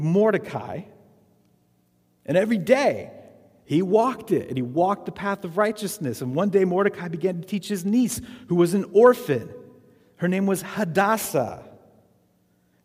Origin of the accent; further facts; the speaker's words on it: Arizona, United States; I grew up in Arizona